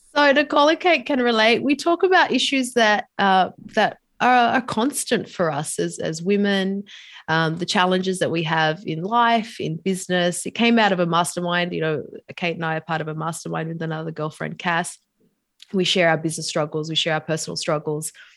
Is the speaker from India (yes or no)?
no; Sydney, New South Wales, Australia; moved away as an adult; also born or lived in New York / San Diego; now in Sydney, Australia; back home in Sydney, my hometown.